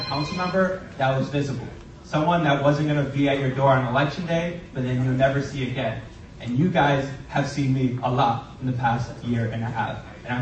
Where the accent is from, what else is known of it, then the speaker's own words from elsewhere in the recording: New York City, New York, United States; I was born and raised on the Lower East Side